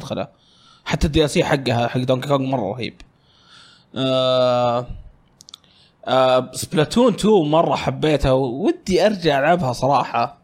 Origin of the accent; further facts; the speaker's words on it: Riyadh, Riyadh Province, Saudi Arabia; كنا كل عياخاتي جايين عندنا في الرياض، هم أغلبهم في الشرقية